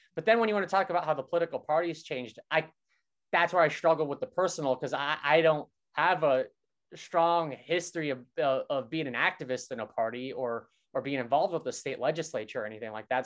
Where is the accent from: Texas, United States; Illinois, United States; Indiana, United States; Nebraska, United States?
Nebraska, United States; Brainard; moved away as an adult; now in Brooklyn, United States; I'm from this small town in Nebraska where people tend to be conservative